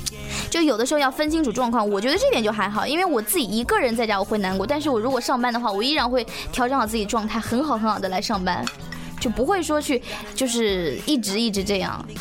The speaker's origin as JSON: {"language": "Chinese", "town": "Huangshan", "region": "Anhui", "country": "China", "also_born_or_lived": "Hubei", "said": "黄山呀，"}